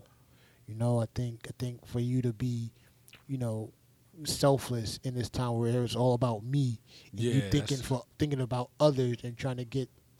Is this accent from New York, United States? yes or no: yes; New York City, New York, United States; moved away; We're both from Queens, New York